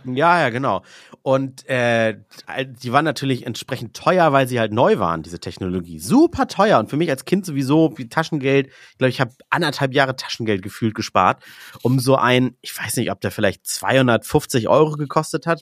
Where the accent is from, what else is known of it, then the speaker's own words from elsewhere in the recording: Northern Germany, Germany; ich und du, wir kommen ja aus dem Norden